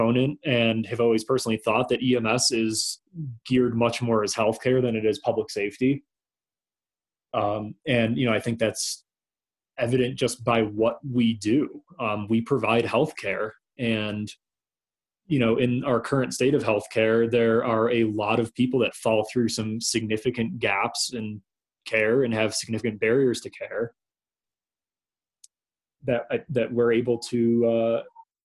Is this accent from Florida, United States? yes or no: no; outside of Rochester, New York, United States; moved away as an adult; now in Colorado, United States; I started as a paramedic in my hometown in, outside of Rochester, New York